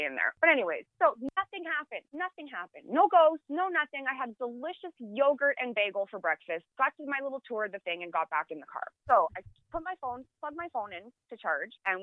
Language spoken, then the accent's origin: English; Canada; I am a Canadian